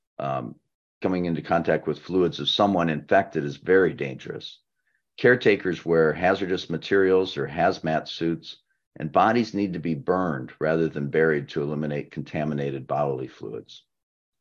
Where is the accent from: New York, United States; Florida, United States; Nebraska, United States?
Nebraska, United States; my home state of Nebraska